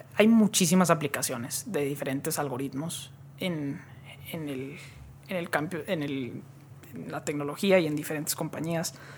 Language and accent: Spanish; Monterrey, Nuevo León, Mexico; moved away as an adult; also born or lived in Silicon Valley; Nací aquí, en, aquí en Monterrey, aquí crecí, aquí estuve hasta los 19 años